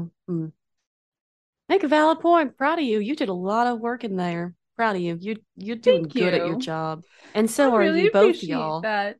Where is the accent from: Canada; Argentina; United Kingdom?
Canada; right. I'm from Canada.